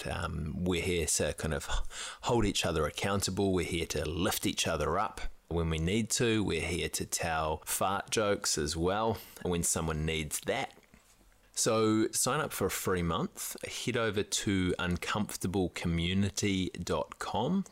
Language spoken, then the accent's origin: English; New Zealand; as a Kiwi male